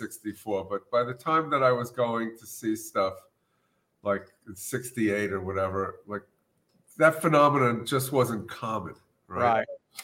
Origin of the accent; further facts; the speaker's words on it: New York City, New York, United States; moved away as an adult; also born or lived in Brooklyn, New York / Queens, New York / Manhattan, New York; now in Jim Thorpe, Pennsylvania, United States; I moved from Brooklyn to Queens, New York when I was about 9 years old. And then I became Manhattan-centric in that I went to a high school in Manhattan called Art and Design.